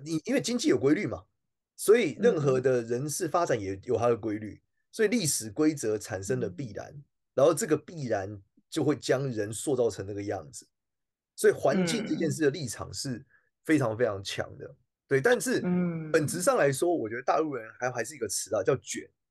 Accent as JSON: {"language": "Chinese", "country": "Taiwan", "said": "我们出生的时候，台湾应该不穷，我们长大的时候，台湾应该不穷了"}